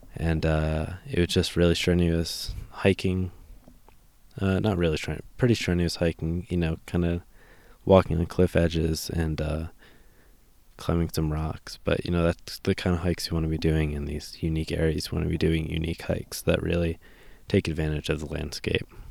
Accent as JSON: {"language": "English", "country": "United States", "tie": "born or raised there", "said": "kid growing up in America"}